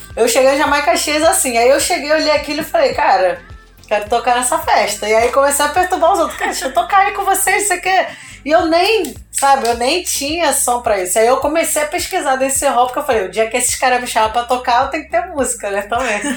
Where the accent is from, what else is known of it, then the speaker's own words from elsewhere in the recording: São João de Meriti, Rio de Janeiro, Brazil; E eu sou da Baixada Fluminense, sou de São João de Meriti